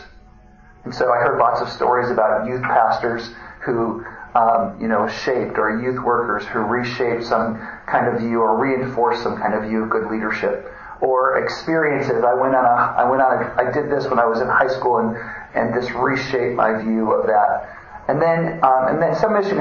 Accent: Wisconsin, United States; moved away as an adult; also born or lived in Louisville; I grew up in Wisconsin

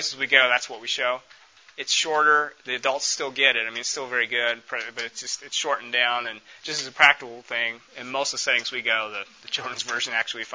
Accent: United States

